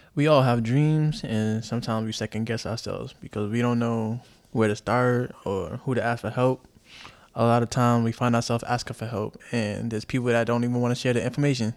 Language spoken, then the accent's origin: English; New York City, New York, United States; also born or lived in Chicago / Japan; I'm from Chicago, raised in the Bronx